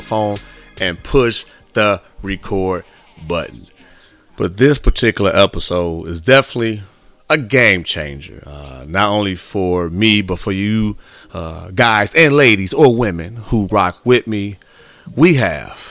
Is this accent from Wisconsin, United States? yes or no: no; Illinois, United States; Gurnee, Illinois, my home state where I play high school ball